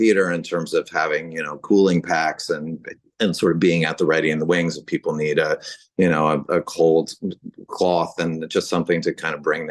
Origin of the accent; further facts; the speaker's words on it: San Francisco, California, United States; grew up in San Francisco